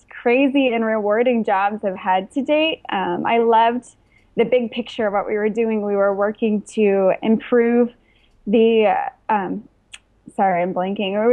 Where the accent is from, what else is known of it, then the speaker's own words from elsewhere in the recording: Midwest, United States; also born or lived in East Coast, United States; now in Los Angeles, United States; I grew up in the Midwest, and I lived on the East Coast for a couple of years